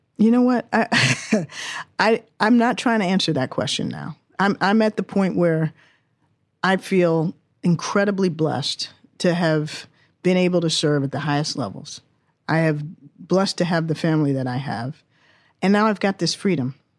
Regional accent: Washington, District of Columbia, United States; also born or lived in England; I was born and raised in Washington, D C

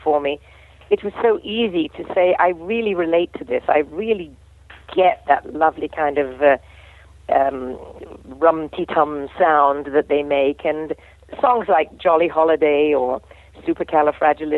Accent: England, United Kingdom; I'm an English gal

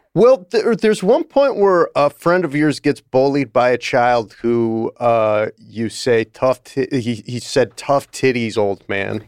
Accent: Buffalo, New York, United States; my hometown Buffalo, New York

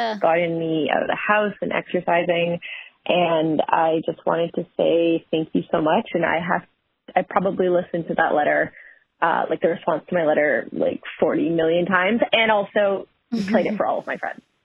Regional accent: Toronto, Ontario, Canada; I'm from Toronto, Ontario.

